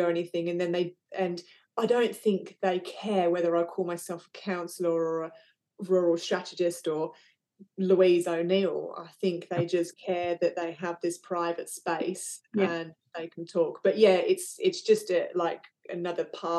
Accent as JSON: {"language": "English", "region": "England", "country": "United Kingdom", "moved": "yes", "lives_now": "Western Australia, Australia", "said": "I was originally from England"}